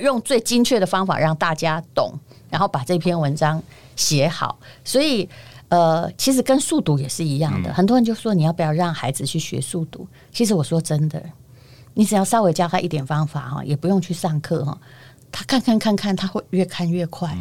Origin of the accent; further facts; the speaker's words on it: Yilan County, Taiwan; 我这个宜兰人